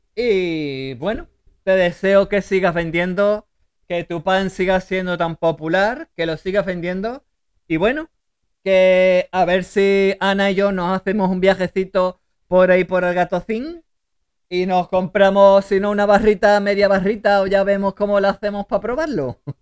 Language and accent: Spanish; Seville, Andalusia, Spain; La que es de Sevilla soy yo